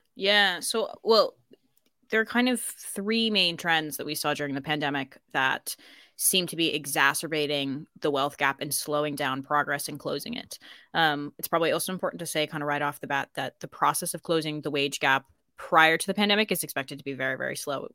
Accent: United States; accent: American; moved away as an adult; now in Ireland; I would say I'm American.

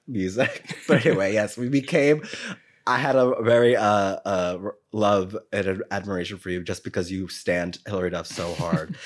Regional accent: New York City, New York, United States; I'm from New York

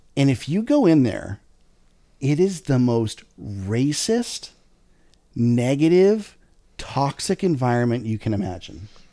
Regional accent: Lake Havasu City, Arizona, United States; moved away; also born or lived in Riverside, California; I was born in Lake Havasu City, Arizona, right down the street from the repurposed London Bridge

